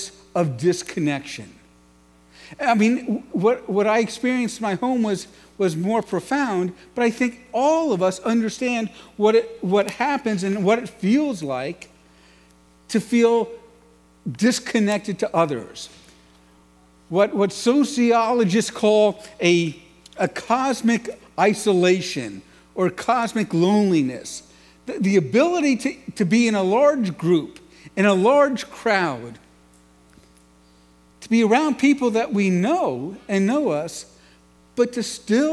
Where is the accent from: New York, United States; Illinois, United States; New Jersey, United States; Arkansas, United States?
New York, United States; New York City; I grew up in New York City, and the home I grew up in was profoundly disconnected